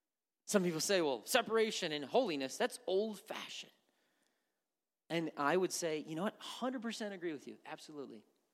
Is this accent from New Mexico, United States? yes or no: no; Wisconsin, United States; I go back to Wisconsin, people say I sound like I'm from the South. I don't hear that.